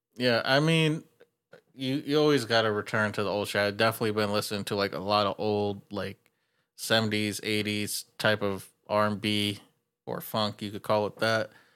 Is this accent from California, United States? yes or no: yes; California, United States; I'm from California